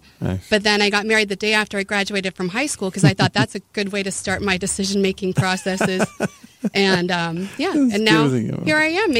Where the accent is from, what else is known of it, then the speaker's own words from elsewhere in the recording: Grand Junction, Colorado, United States; moved away as an adult; now in Southern Utah, United States; I was born in Grand Junction, married a military guy right out of high school, kind of moved all over, ended up in Colorado Springs, and then I moved here because my folks lived here when I got divorced.